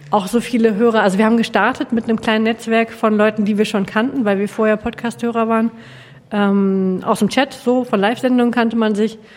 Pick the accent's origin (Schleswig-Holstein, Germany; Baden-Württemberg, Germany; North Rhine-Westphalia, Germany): North Rhine-Westphalia, Germany; Hamm; born there; now in Bielefeld, Germany; ich bin gebürtig aus dem Ruhrgebiet, aus dem Rand, nämlich aus Hamm und wohne jetzt in Bielefeld und will da auch nicht mehr weg.